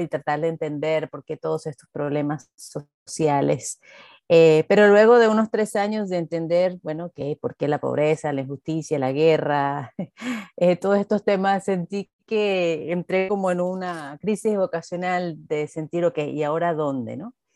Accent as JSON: {"language": "Spanish", "country": "Venezuela"}